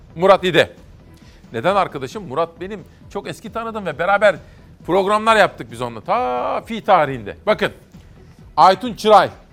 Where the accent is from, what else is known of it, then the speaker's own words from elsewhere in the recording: Ankara, Turkey; Ankaralılar olarak